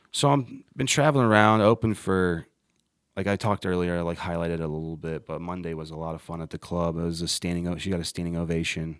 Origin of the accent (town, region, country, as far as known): Ohio, United States; moved away as an adult; now in Charlotte, United States